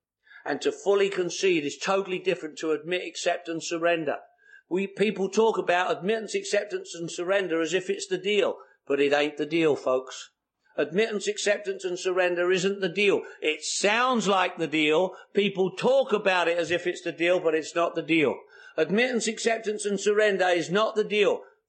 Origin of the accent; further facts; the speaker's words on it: London, United Kingdom; born there; I was born in the Second World War, 1943. The Blitz was on in London.